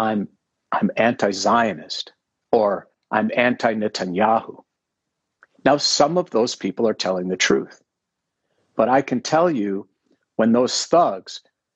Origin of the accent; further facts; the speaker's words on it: Minneapolis, Minnesota, United States; I grew up in Minneapolis. My father's business was three blocks, my whole childhood, from where George Floyd was murdered